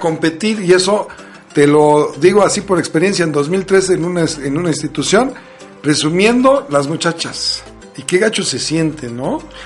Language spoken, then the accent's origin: Spanish; Mexico